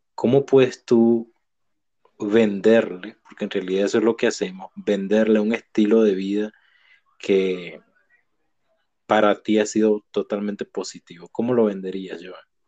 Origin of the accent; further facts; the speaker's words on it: Venezuela; moved away; mi país natal, Venezuela